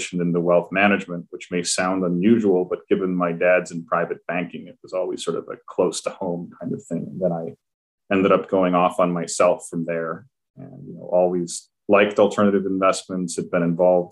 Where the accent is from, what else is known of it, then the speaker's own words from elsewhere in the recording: Switzerland; moved away as an adult; now in New York, United States; I grew up in Switzerland